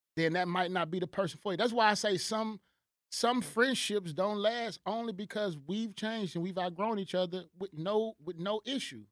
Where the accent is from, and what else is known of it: United States